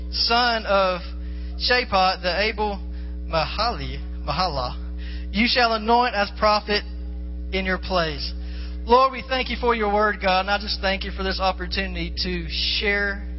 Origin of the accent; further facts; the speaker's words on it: the South, United States; Like I said before, I'm from the South, many dirt roads, and I've driven a school bus.